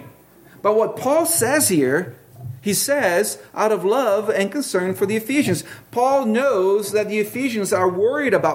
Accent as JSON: {"language": "English", "country": "Brazil", "tie": "born or raised there", "moved": "yes", "said": "I grew up in Brazil"}